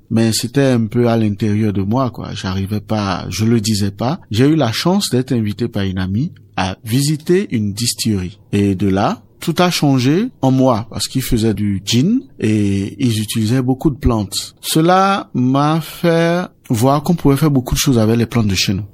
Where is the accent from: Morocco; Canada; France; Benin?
Benin; Chez nous, au Bénin, on a la nature qui est abondante et généreuse